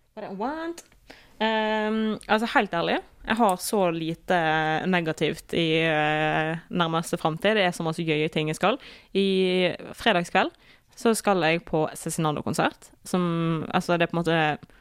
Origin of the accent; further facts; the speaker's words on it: Osterøy, Vestland, Norway; vi gjør det hjemme på Osterøy